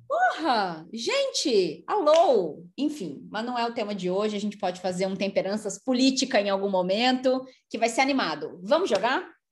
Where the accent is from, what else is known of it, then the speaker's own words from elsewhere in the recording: Rio de Janeiro, Brazil; Eu nasci do lado lá da feira nordestina, no, no São Francisco de Paula, no, do então- lado lá da feira de tradições nordestinas em São Cristóvão